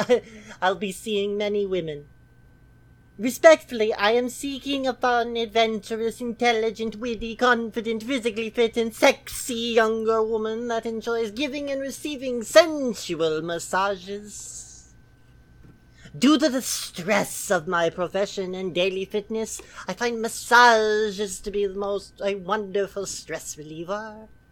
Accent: Hershey, Pennsylvania, United States; I am CGL13173 from Hershey, Pennsylvania.

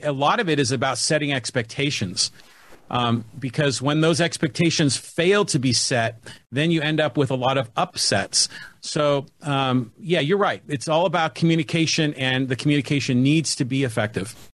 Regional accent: San Francisco Bay Area, California, United States; moved away as an adult; also born or lived in San Diego, California; now in Poway, United States; born and raised in the San Francisco Bay Area. Came down here to go to UC San Diego in the early '80s, and and just never left.

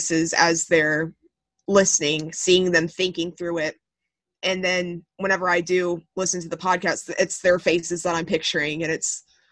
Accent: Texas, United States; I am from Texas.

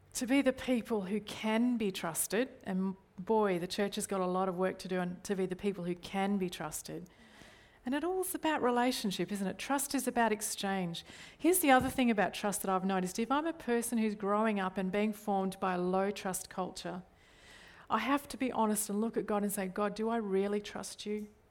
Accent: Australia; I default to things in Australian culture

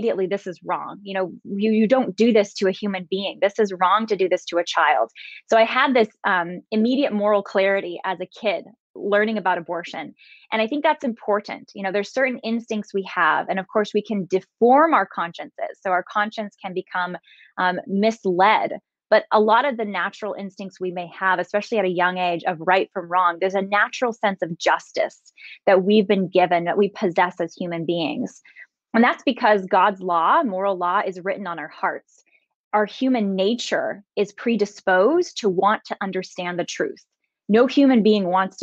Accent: San Jose, California, United States; I'm from San Jose, California.

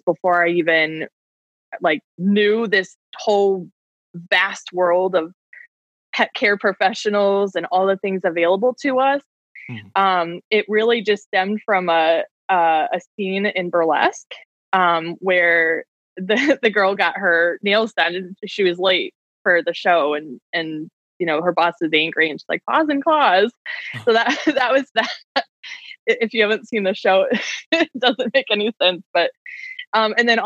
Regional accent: Connecticut, United States; now in Cave Creek, United States; I'm from Connecticut

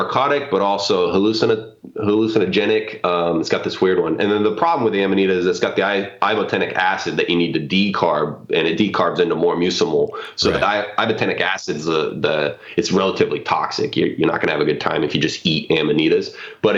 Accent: Tacoma, Washington, United States; I grew up in Tacoma in the suburbs

